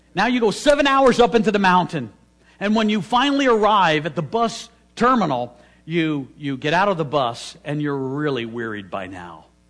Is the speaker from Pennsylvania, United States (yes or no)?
yes; Philadelphia, Pennsylvania, United States; I'm from Philadelphia